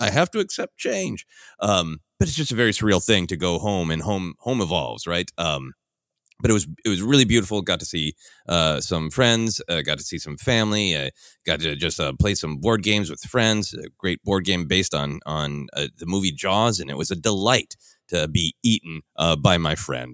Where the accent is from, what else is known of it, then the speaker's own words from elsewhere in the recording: Minneapolis, Minnesota, United States; moved away; my hometown of Minneapolis